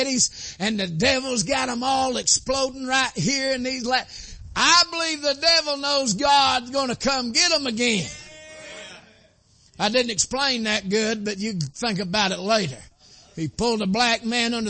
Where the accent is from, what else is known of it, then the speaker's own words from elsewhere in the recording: Dalton, Georgia, United States; I was born in Whitefield County, which is Dalton, North Georgia.